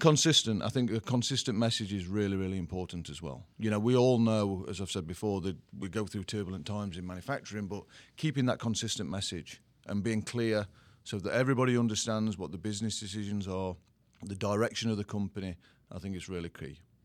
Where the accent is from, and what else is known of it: England, United Kingdom; accent: English; moved away as an adult; also born or lived in Sweden; now in New Jersey, United States